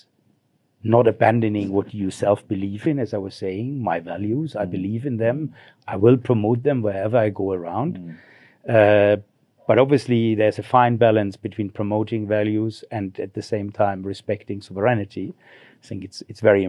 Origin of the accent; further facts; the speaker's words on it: Germany; moved away as an adult; now in Zimbabwe; I grew up in Germany in a small village